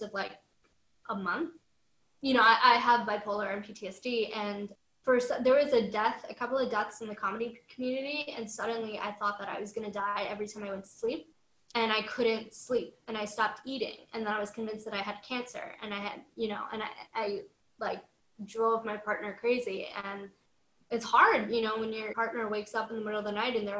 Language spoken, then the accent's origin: English; New York City, New York, United States; this urban girl from New York City, from Washington Heights